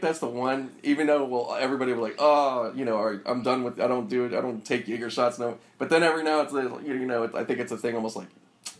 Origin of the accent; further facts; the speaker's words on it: Pittsburgh, Pennsylvania, United States; now in Los Angeles, United States; And I came from Pittsburgh, which, you know, it's a decent size. It's not a big, you know, whatever, but we had some fucking good spots there.